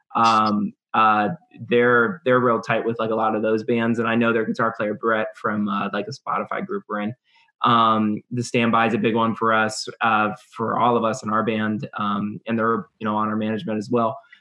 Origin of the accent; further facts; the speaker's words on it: Youngstown, Ohio, United States; we're from Youngstown, so it's in between Pittsburgh and Cleveland